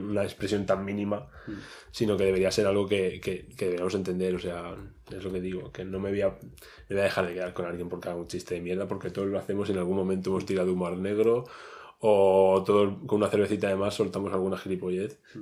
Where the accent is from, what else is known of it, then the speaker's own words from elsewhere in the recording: Region of Murcia, Spain; moved away as an adult; now in Madrid, Spain; soy un pobrecito murciano que se ha venido a buscarse aquí la vida